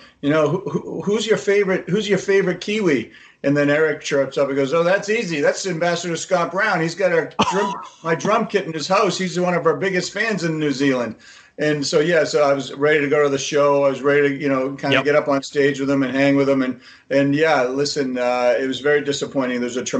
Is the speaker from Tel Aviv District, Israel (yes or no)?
no; Haifa, Haifa District, Israel; born there; Listen, I was born in Haifa. You know, my mom was in a concentration camp.